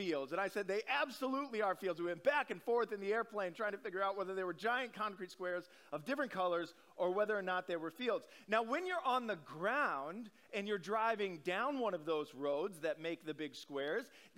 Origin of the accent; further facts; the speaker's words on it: Omaha, Nebraska, United States; moved away; I grew up in Omaha, Nebraska.